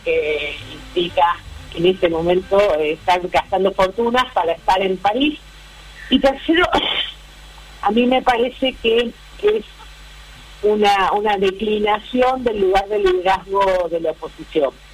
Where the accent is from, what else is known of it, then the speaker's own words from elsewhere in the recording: Cuyo, Argentina; moved away; also born or lived in Córdoba; soy cuyana